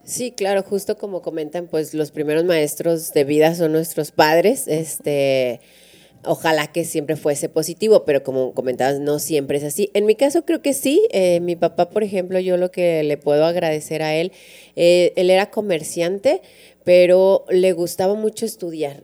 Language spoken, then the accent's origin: Spanish; Durango, Mexico; now in La Laguna, Mexico; yo vengo de Durango